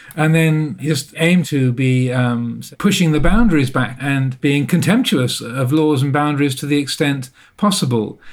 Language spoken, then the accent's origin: English; England, United Kingdom; accent: English private school; I went through the English private education system, as you can probably tell by my accent